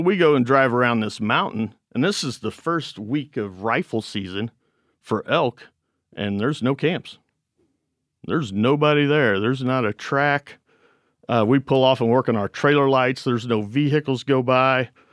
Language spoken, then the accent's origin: English; Missouri, United States; We're from Missouri.